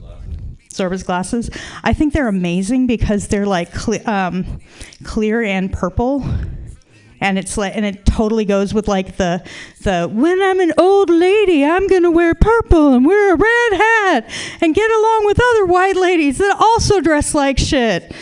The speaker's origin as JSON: {"language": "English", "town": "Tucson", "region": "Arizona", "country": "United States", "tie": "born or raised there", "moved": "yes", "lives_now": "San Francisco, United States", "said": "I grew up in Tucson, Arizona"}